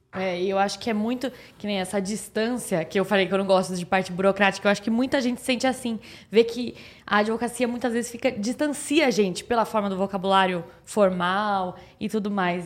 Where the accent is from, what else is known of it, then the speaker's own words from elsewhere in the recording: Piracicaba, São Paulo, Brazil; eu sou do interior de Piracicaba